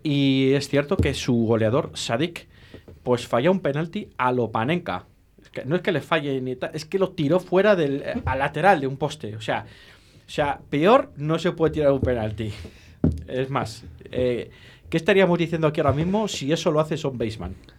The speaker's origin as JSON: {"language": "Spanish", "town": "Valladolid", "region": "Castile and León", "country": "Spain", "said": "somos de Valladolid"}